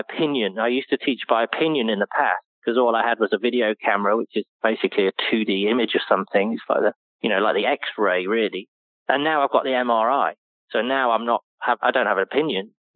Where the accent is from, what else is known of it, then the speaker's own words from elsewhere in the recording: United Kingdom; moved away; being a British person, you know, growing up with all these icons and heroes